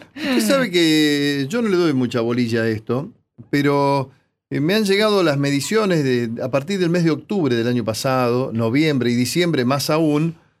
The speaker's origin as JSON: {"language": "Spanish", "town": "25 de Mayo", "region": "Buenos Aires Province", "country": "Argentina", "tie": "born or raised there", "said": "el corso de mi pueblo"}